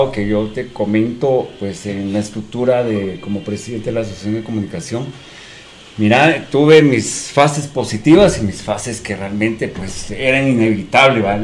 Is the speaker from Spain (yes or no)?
no; Guatemala; Hablamos como chapines, coloquialmente.